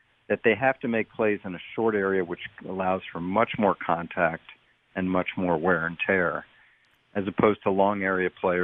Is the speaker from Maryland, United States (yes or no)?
no; Washington, District of Columbia, United States; I'm from Washington, D.C.